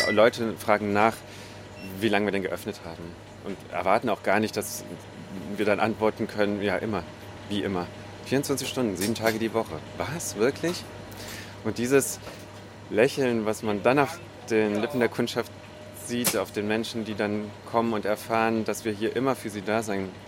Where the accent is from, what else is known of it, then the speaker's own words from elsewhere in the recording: Rhineland, Germany; now in Munich, Germany; wie äh, ich sie von zu Hause aus dem Rheinland kenne.